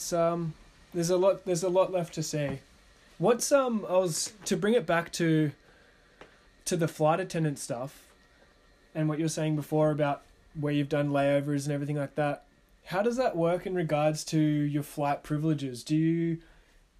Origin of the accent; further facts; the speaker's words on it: Australia; as an Australian with a country that doesn't share any borders